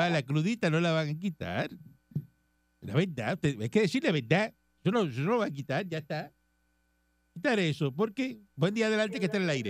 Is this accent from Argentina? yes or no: no; Cuba; moved away as an adult; now in Puerto Rico; Yo soy cubano. Yo soy cubano.